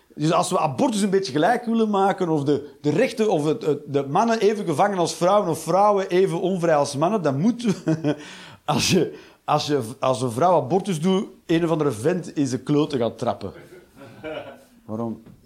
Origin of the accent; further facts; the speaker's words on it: Flanders, Belgium; now in Netherlands; En ik moest er als Vlaming ook aan wennen toen ik in dit land kwam, kwam wonen